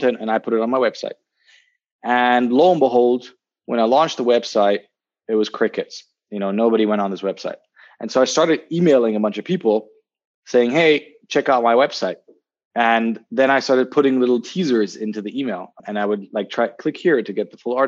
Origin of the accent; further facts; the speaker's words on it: Berlin, Germany; moved away as an adult; also born or lived in Zurich, Switzerland / London, United Kingdom; I'm originally from Berlin. I'm actually just currently visiting home